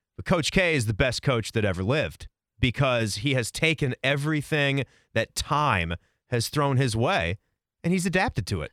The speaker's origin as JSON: {"language": "English", "region": "Virginia", "country": "United States", "tie": "born or raised there", "moved": "yes", "lives_now": "Columbus, United States", "said": "I grew up in Virginia"}